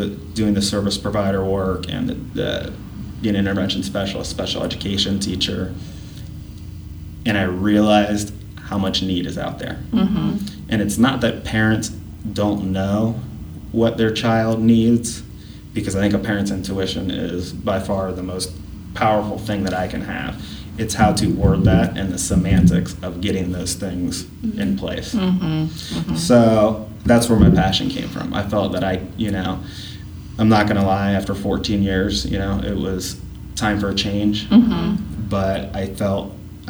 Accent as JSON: {"language": "English", "town": "Upper Arlington", "region": "Ohio", "country": "United States", "tie": "born or raised there", "said": "When I was growing up in Upper Arlington, my mom was a cross-categorical preschool teacher for Upper Arlington City Schools."}